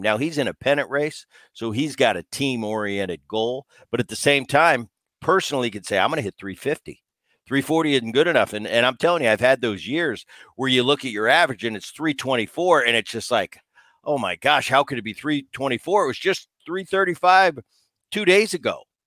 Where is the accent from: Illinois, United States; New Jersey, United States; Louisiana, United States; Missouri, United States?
New Jersey, United States; I grew up in New Jersey